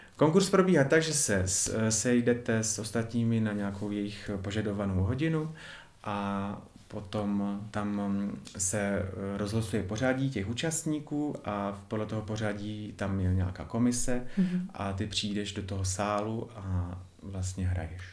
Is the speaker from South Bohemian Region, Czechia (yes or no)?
no; Ostrava, Moravian-Silesian Region, Czechia; pocházím z Ostravy